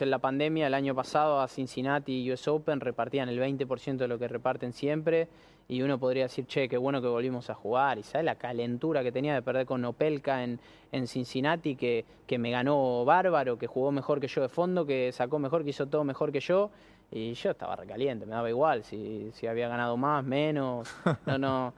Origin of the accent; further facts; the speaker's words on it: Argentina; soy muy argentino